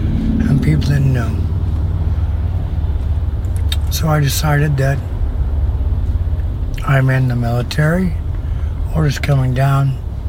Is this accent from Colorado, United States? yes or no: yes; Colorado, United States; now in Florida, United States; Back home. I'm from Colorado.